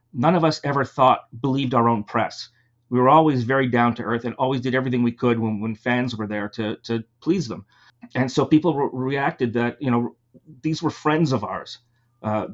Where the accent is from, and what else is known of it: Toronto, Ontario, Canada